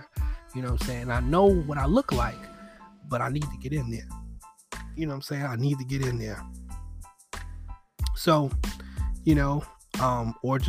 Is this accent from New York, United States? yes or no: yes; New York City, New York, United States; moved away; I grew up in Bed-Stuy